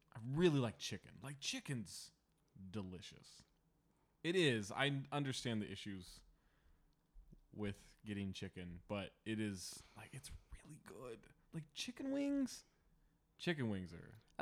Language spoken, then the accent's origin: English; Sacramento, California, United States; I grew up, like, a block away from a Roundtable in Sacramento. Like, it was, not to brag, I'm from Sacramento